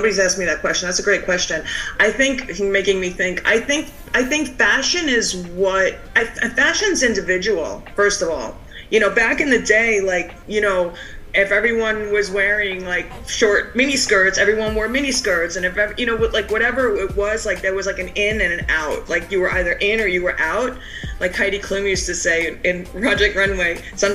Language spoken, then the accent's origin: English; Cedarhurst, New York, United States; I grew up in a suburb outside of New York, about 35 minutes away in the Five Towns area, and my town was called Cedarhurst